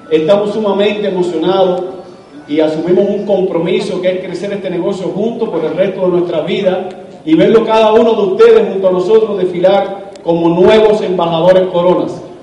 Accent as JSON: {"language": "Spanish", "country": "Cuba", "moved": "as an adult", "lives_now": "United States", "said": "Quiero decirles que Leite y yo somos inmigrantes, aunque somos cubanos, eh, salimos de Cuba en busca de libertad, de año, salí en el año 94, me logré escapar en balsa de Cuba, llegamos a la, Florida"}